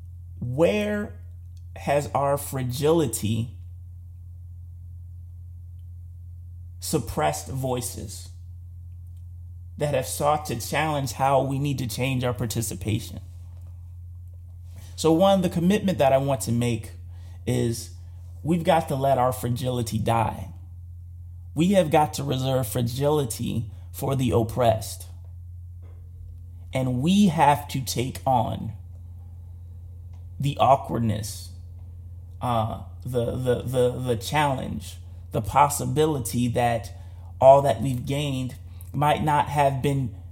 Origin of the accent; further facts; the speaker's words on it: United States; as an American